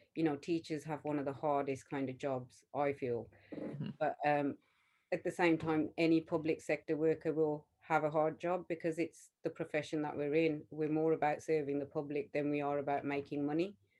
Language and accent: English; Smethwick, West Midlands, United Kingdom; we grew up in Smethwick, which is a predominantly kind of Punjabi Sikh area